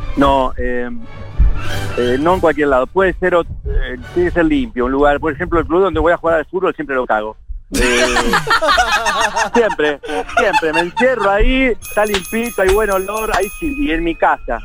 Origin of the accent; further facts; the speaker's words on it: Funes, Santa Fe, Argentina; moved away; Yo me crié en Funes, un lugar cerca de Rosario